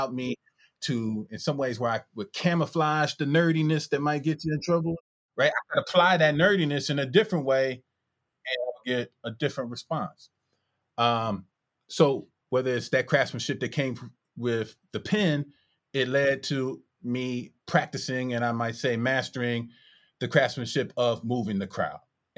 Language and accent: English; Detroit, Michigan, United States; I was born December 1979 in Detroit. And I grew up in a middle class home where hip hop was essentially illegal.